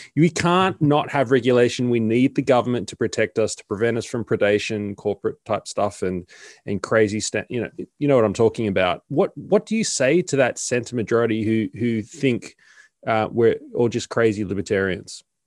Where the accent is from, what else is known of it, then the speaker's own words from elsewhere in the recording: Sydney, New South Wales, Australia; moved away as an adult; now in Melbourne, Australia; I'm originally from Sydney. I've only been here for a year.